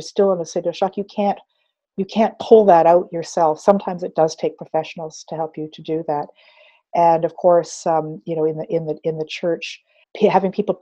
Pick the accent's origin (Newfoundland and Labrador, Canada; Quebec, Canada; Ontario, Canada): Ontario, Canada; Fort Erie; also born or lived in Six Nations of the Grand River, Ontario; being the only Indian family, or as we say today, Indigenous family in Fort Erie, Ontario